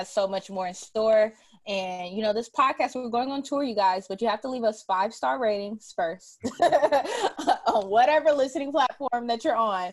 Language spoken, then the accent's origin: English; Louisville, Kentucky, United States; I'm from Louisville, not from Kentucky